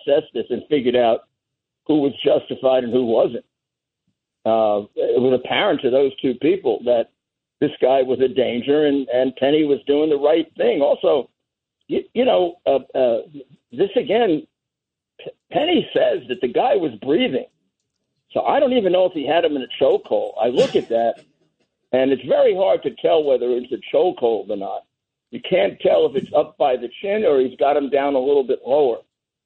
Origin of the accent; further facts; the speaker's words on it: New York City, New York, United States; When I was a kid, I grew up in Bedford-Stuyvesant, went to high school there